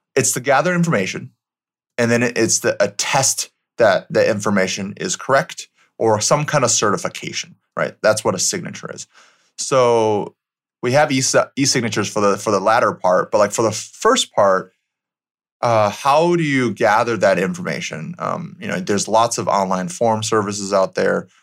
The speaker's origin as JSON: {"language": "English", "region": "Michigan", "country": "United States", "tie": "born or raised there", "moved": "yes", "said": "I grew up in Michigan, so middle of America"}